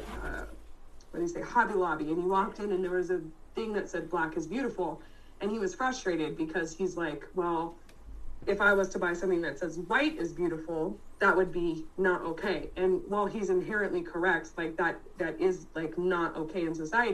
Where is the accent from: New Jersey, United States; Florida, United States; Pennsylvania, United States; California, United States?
California, United States; Bay Area; moved away as an adult; also born or lived in North Carolina; I grew up in the Bay Area.